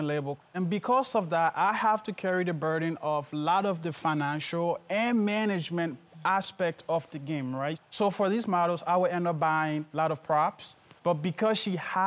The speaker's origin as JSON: {"language": "English", "country": "Liberia", "tie": "born or raised there", "moved": "yes", "said": "I was born in Liberia. I've come from a Civil War-torn country."}